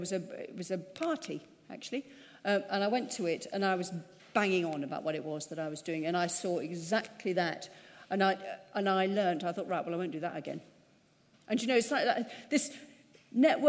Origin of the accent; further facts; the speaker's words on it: United Kingdom; We're British.